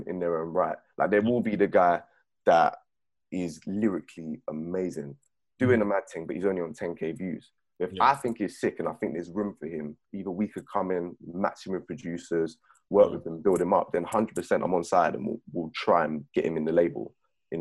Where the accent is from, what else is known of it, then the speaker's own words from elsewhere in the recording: Beckenham, London, United Kingdom; I'm from Beckenham, Bromley sides